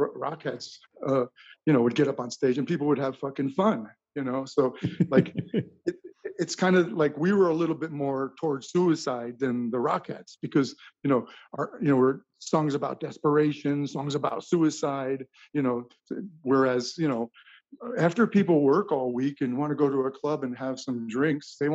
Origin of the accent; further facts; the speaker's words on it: New York City, New York, United States; moved away as an adult; also born or lived in Minnesota; I'm from New York